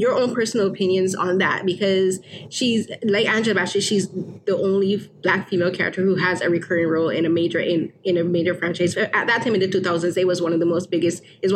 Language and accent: English; Barbados; I grew up in Barbados